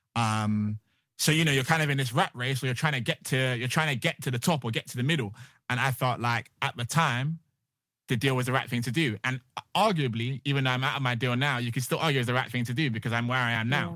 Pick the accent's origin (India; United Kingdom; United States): United Kingdom; Bristol, South West England; moved away as an adult; now in London, United Kingdom; I'm originally from Bristol, um, and I came to London to kinda satisfy my parents